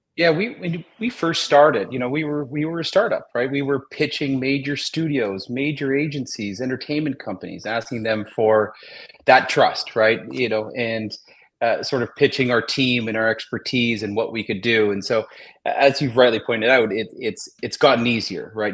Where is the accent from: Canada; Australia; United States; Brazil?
Canada; Toronto, Ontario; we're both from Toronto